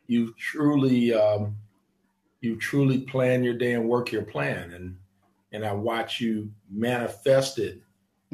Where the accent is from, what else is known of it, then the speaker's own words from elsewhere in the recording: Los Angeles, California, United States; I'm a native of Los Angeles, which is very rare these days because so many folks are transplants from somebody else, somewhere else. And I'm a native of Los Angeles. I grew up in Watts